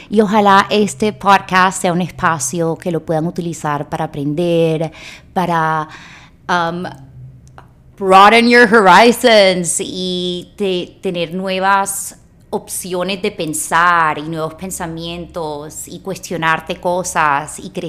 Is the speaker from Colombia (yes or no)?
yes; Barranquilla, Atlántico, Colombia; moved away as an adult; now in Los Angeles, United States; Me crié en Barranquilla, viví toda mi vida en Barranquilla y a los 25 años decidí mudarme a Los Ángeles.